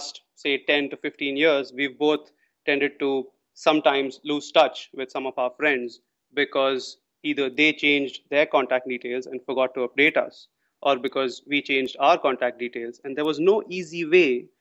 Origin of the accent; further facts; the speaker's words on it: India; moved away as an adult; now in Singapore; I'm from India originally.